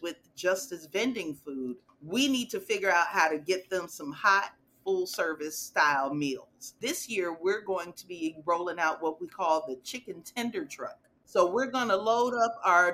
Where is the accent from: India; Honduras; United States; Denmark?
United States; Chicago, Illinois; moved away as an adult; now in Dallas, United States; I'm originally from Chicago, grew up in, you know, the neighborhood